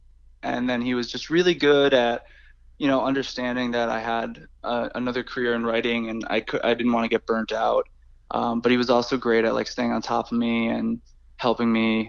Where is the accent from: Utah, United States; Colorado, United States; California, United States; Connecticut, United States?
Connecticut, United States; Hartford; in Hartford, my hometown.